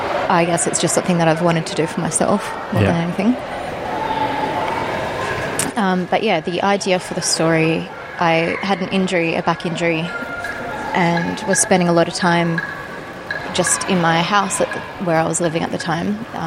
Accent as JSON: {"language": "English", "town": "Albany", "region": "Western Australia", "country": "Australia", "tie": "born or raised there", "also_born_or_lived": "Karratha, Western Australia", "said": "I'm from Albany, Western Australia. Were you born and bred there? No, I was born in Karratha. I spent most of my time in down south, I suppose, yeah."}